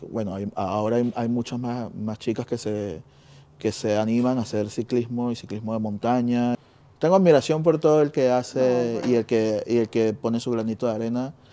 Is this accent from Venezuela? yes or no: yes; Venezuela; now in Spain; venimos de Venezuela.